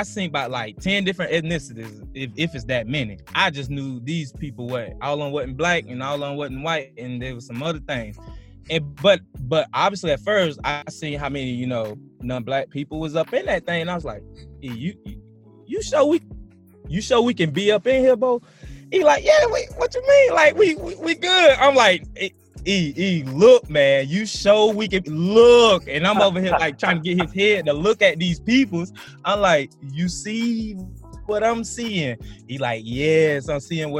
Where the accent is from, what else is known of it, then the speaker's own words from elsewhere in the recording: South Carolina, United States; moved away as an adult; also born or lived in Oklahoma / Europe; I'm coming from South Carolina